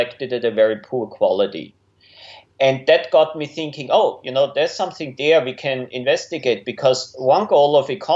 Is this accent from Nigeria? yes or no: no; Austria; moved away as an adult; also born or lived in Innsbruck, Austria / United States; now in Melbourne, Australia; I'm originally from Austria